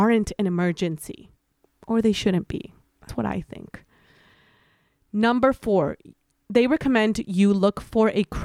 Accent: Mexico; I'm born and raised in Mexico.

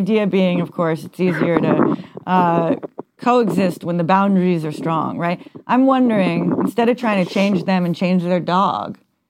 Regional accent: Mount Kisco, New York, United States; New York suburbs, to be clear.

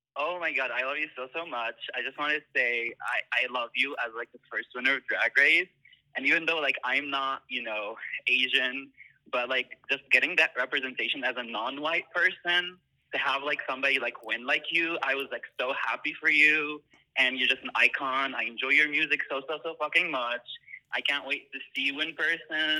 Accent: Tunisia; moved away as an adult; also born or lived in Beirut, Lebanon; now in Philadelphia, United States; I wasn't born in the Middle East. I was born in North Africa, Tunisia.

